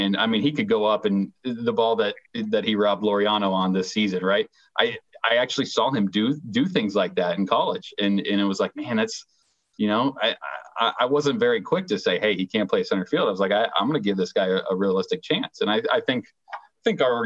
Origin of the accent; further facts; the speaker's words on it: Florida, United States; moved away as an adult; also born or lived in Texas / Atlanta, Georgia; growing up in Florida